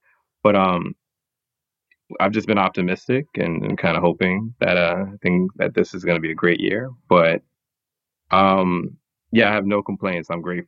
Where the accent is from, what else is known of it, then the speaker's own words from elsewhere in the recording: Brooklyn, New York, United States; I think just growing up in New York in general has a crazy influence on a person because there's so many different cultures and everything mashed up together. But Brooklyn, especially, I've got like a great sense